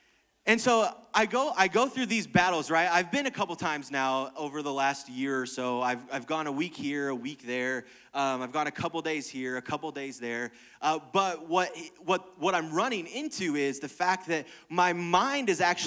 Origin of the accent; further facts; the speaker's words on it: United States; we're an American